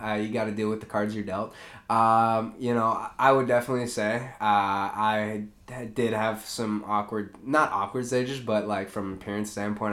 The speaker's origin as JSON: {"language": "English", "town": "Eden Prairie", "region": "Minnesota", "country": "United States", "tie": "born or raised there", "said": "I grew up in Eden Prairie"}